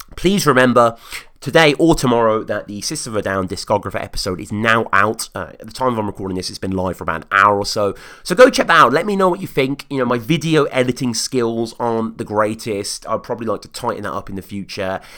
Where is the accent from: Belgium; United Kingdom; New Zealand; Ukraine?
United Kingdom; as a Brit over here